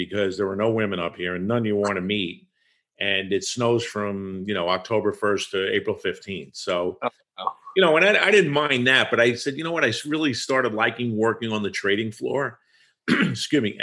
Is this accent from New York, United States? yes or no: yes; Long Island, New York, United States; also born or lived in Tennessee; I grew up on Long Island